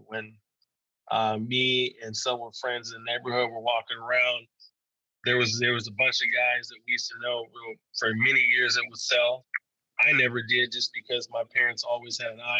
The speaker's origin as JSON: {"language": "English", "region": "Arizona", "country": "United States", "tie": "born or raised there", "said": "Growing up in Arizona was interesting"}